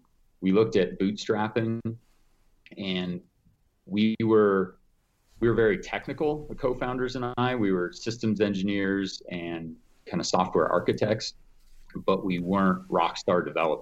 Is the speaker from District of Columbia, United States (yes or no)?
no; Evergreen, Colorado, United States; So yeah, I grew up fishing on Evergreen Lake.